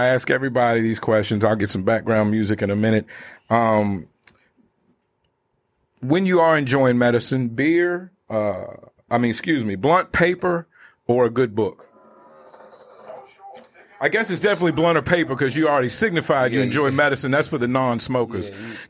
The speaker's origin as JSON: {"language": "English", "region": "East Coast", "country": "United States", "said": "you said it was working class, and I'm from the East Coast"}